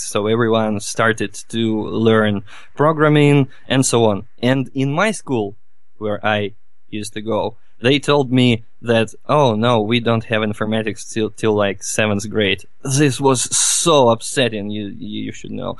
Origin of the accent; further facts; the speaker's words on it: Novosibirsk, Novosibirsk Oblast, Russia; from Russia, from Novosibirsk. It's the very heart of Siberia